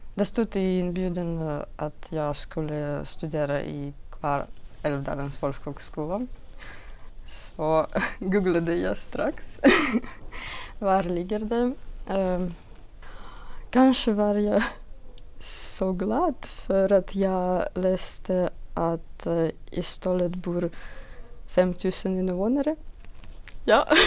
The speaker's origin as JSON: {"language": "Swedish", "country": "Belarus", "also_born_or_lived": "Minsk", "second_language": "Swedish", "moved": "as an adult", "lives_now": "Sweden", "said": "jag kommer från Belarus."}